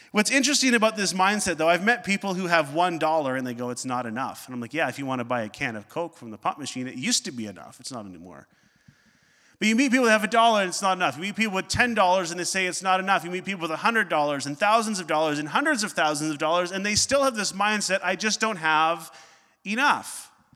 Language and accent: English; Northern Ontario, Canada; growing up in Northern Ontario.